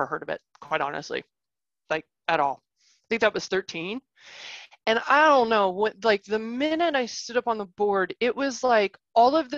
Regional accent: Arkansas, United States; moved away; also born or lived in Ohio / Chicago area, Illinois; I was born in Ohio, but I grew up in Arkansas

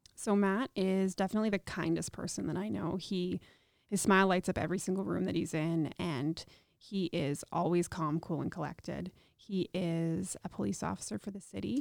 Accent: Regina, Saskatchewan, Canada; I was born and raised here in Regina

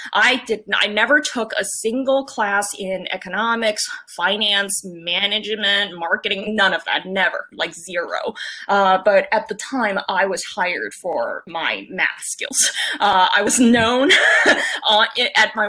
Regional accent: San Francisco, California, United States; moved away as an adult; also born or lived in San Jose, California / Cupertino, California; now in New York, United States; I grew up in the 90s in San Francisco. That's where I'm from. Went to elementary school there, went to middle school there, and then I went to the South Bay

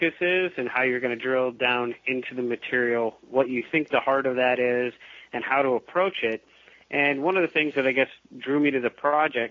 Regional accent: Indianapolis, Indiana, United States; I grew up primarily in Indianapolis, Indiana

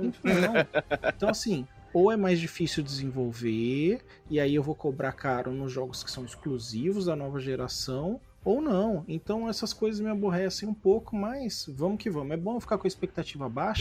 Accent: São Sebastião, Brazil; moved away; São Sebastião de onde eu vim

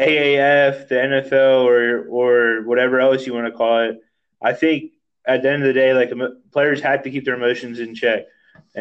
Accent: Philadelphia, Pennsylvania, United States; moved away; I grew up in Philadelphia

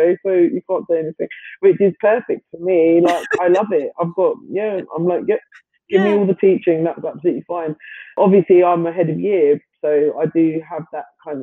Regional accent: London, United Kingdom; I grew up in London, especially East London

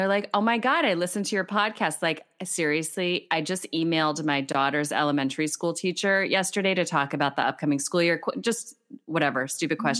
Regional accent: Harrisburg, Hershey area, South Central Pennsylvania, United States; moved away as an adult; now in Madison, United States; I grew up on the East Coast in like South Central Pennsylvania, Harrisburg, Hershey area, more toward Philly

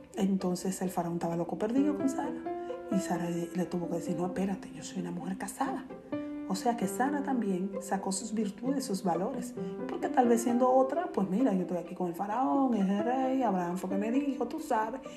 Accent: Dominican Republic; decimos cotidianamente los dominicanos

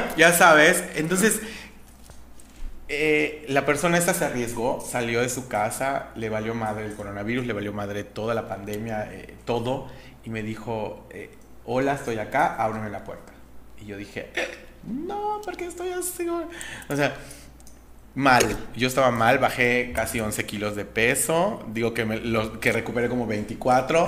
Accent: Yucatán, Mexico; Y los yucatecos no somos excepción

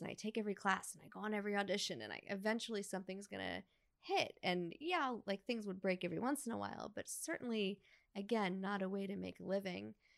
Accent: New York, United States; moved away as an adult; now in Los Angeles, United States; when I was a little girl growing up in New York

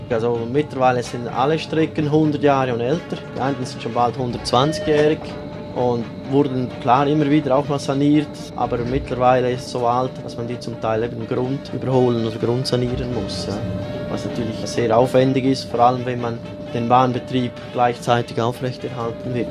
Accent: Romansh-speaking area of Graubünden, Switzerland; accent: Bündner dialect; Also ich spreche sonst normal Schweizerdeutsch, also Bündnerdialekt. Und aber da, wo ich aufgewachsen bin, ist im rätoromanischen Gebiet

